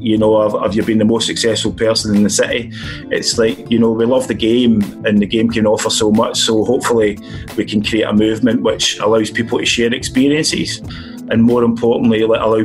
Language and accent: English; Scotland, United Kingdom; now in London, United Kingdom; being a Scotsman, we didn't see the sun that often